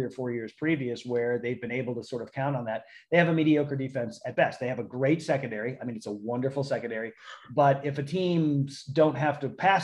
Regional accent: South Florida, United States; moved away; I grew up in South Florida.

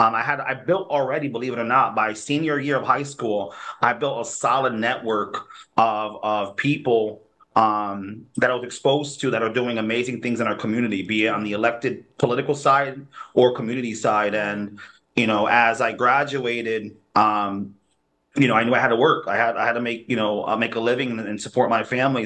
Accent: New Haven, Connecticut, United States; I was born here in New Haven. I'm a New Haven kid. Um, born and raised for the most part

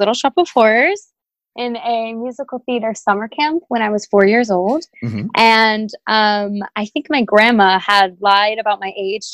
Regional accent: Los Angeles, California, United States; moved away as an adult; now in New York City, United States; I am originally from Los Angeles, and I now go to school at Pace University in New York City

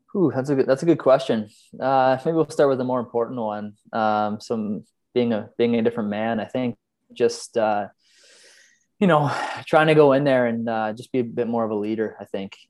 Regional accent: Canada; moved away as an adult; now in Sweden; as a Canadian

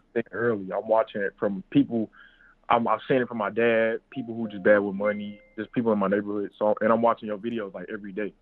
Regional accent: St. Louis, Missouri, United States; I'm from St. Louis, Missouri

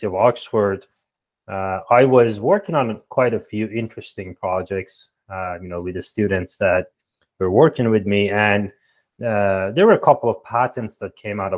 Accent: Iran; moved away as an adult; now in Toronto, Canada; I'm from Iran originally, and there we have this, countrywide entrance exam to get to university

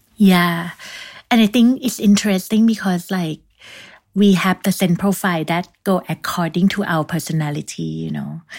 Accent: Thailand; moved away as an adult; also born or lived in Bangkok; now in Paris, France; my home country, Thailand

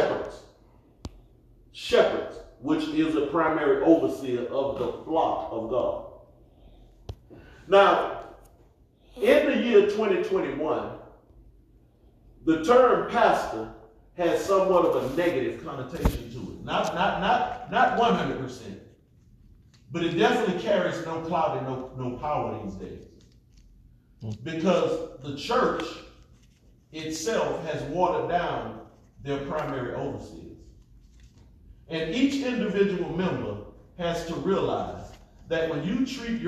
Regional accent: United States; we was raised in America

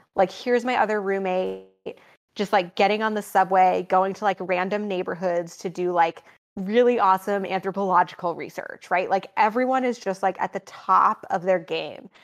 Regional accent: Green Bay, Wisconsin, United States; moved away as an adult; also born or lived in New York City / United Kingdom; I grew up in Wisconsin, um, in a suburb in Green Bay

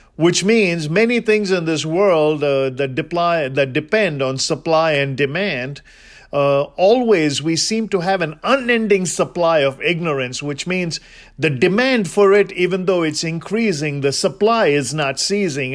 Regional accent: India; I'm Indian

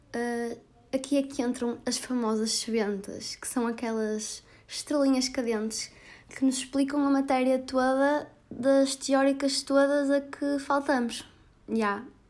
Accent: Porto, Norte, Portugal; minha terrinha natal, que é o Grande Porto

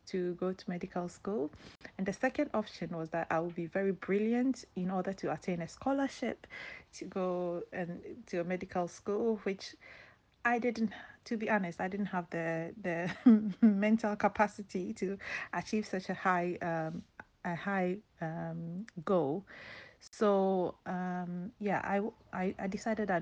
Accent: Ghana; growing up in Ghana, there was a lot of poverty in the area that I grew up

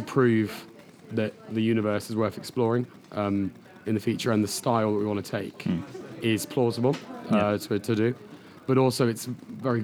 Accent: Devon, South West England, United Kingdom; moved away; I'm from Devon

